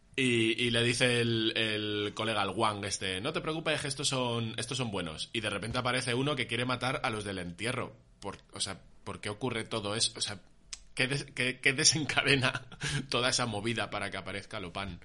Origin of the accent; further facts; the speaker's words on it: Móstoles, Community of Madrid, Spain; mi infancia, tío, en Móstoles